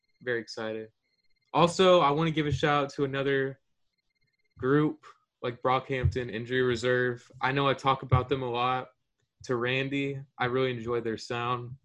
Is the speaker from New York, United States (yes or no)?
no; Houston, Texas, United States; I'm from Houston